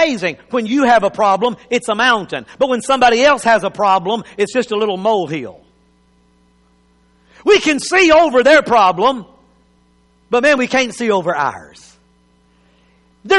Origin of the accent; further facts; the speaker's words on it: United States; as an American